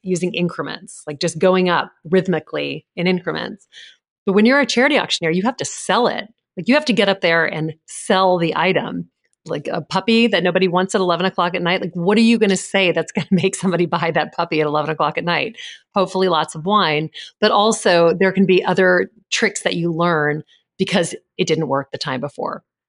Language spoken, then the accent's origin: English; Louisiana, United States; moved away; I grew up in Louisiana